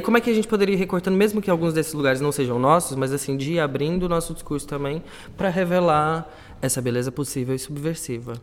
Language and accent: Portuguese; Brazil; now in Portugal; somos brasileiras, né? Somos imigrantes.